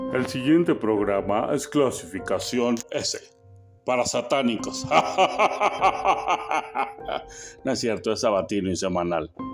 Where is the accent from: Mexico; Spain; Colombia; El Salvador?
Mexico; yo como mexicano